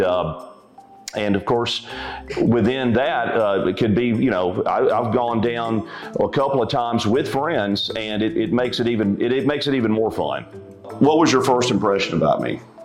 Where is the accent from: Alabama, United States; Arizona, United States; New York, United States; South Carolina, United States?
Alabama, United States; also born or lived in Florida / Chicago; I'm from Alabama and have basically lived in Alabama most of my life.